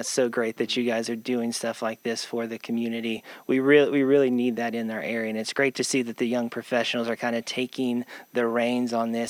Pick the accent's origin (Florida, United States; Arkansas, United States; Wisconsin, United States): Arkansas, United States; Northwest; I grew up here in Northwest Arkansas